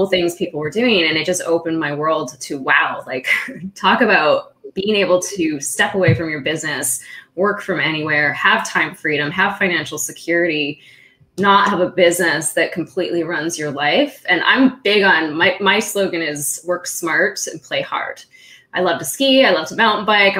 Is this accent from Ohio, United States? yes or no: no; California, United States; also born or lived in Austria / San Diego; I was born in Austria and I grew up in California